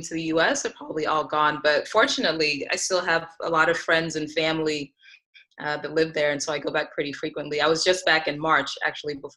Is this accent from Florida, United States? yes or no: no; Reno, Nevada, United States; also born or lived in Lagos, Nigeria; I moved to Reno, Nevada when I was 4 years old